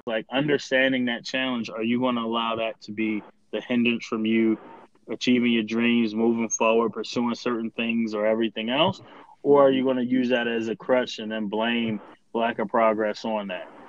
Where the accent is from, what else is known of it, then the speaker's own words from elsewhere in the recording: Baltimore, Maryland, United States; I identify with my hometown, like Baltimore